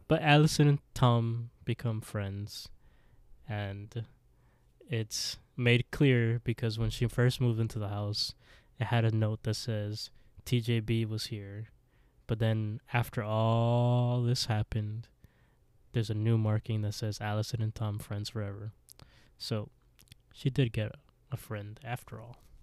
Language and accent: English; Canada; We're Canadian